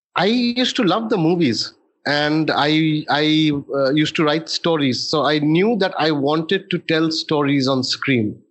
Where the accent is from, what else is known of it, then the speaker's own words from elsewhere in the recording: Kolkata, West Bengal, India; moved away as an adult; also born or lived in Kalimpong, India / Delhi, India; now in Mumbai, India; I still consider my self to B ক্যালকাটান